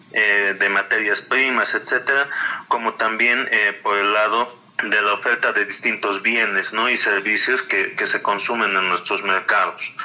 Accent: Bolivia

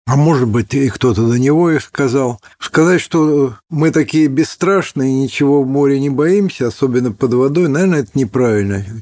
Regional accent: Polyarny, Murmansk Oblast, Russia; born there; Дело в том, что я родился в Полярном, как его тогда называли наши враги, э, осинное гнездо советских подводников.

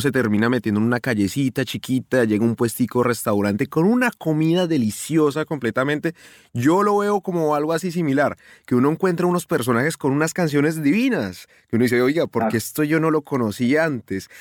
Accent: Colombia; moved away; yo como colombiano, que estoy muy lejos de mi casa

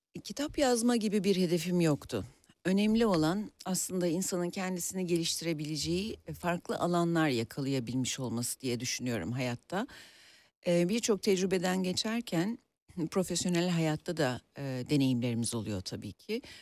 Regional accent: Bursa, Turkey; moved away as an adult; also born or lived in Ankara; now in Istanbul, Turkey; Aslında Ankara doğumluyum Ee, ama e, bütün gençlik ve çocukluk dönemim Bursa'da geçti

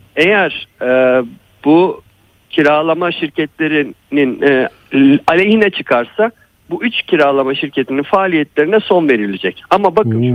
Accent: Kadıköy, Istanbul, Turkey; ben de bir Kadıköylüyüm

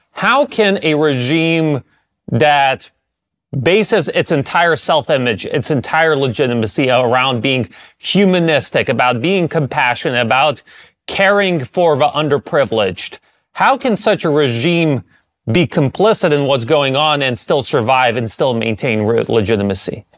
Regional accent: United States; I grew up in the United States

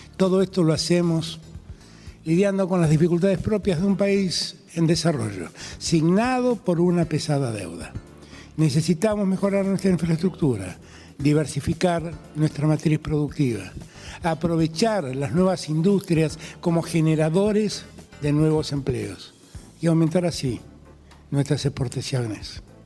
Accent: Argentina; mi país

